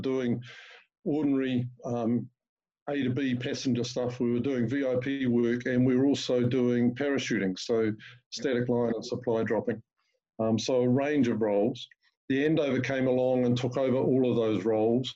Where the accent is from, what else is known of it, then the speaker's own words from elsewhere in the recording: Masterton, Wellington, New Zealand; I was born in Marston and went to school at Wairarapa College